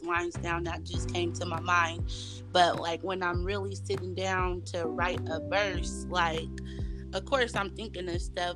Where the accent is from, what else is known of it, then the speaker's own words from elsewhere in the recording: Sacramento, California, United States; also born or lived in San Francisco; I was born in San Francisco, but I was raised in Sacramento